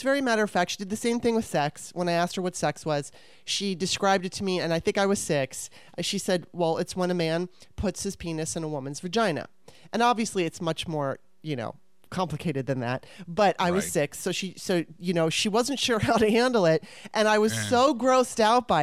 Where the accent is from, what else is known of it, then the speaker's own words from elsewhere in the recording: Los Angeles, California, United States; I grew up in Los Angeles